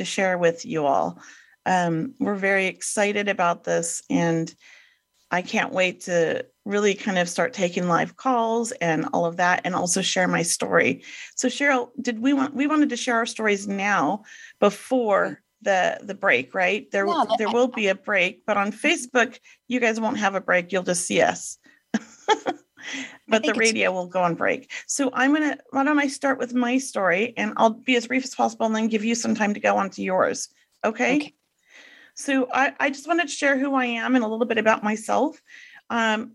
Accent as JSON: {"language": "English", "town": "Los Angeles", "region": "California", "country": "United States", "tie": "born or raised there", "said": "grew up in Venice Beach in the 70s."}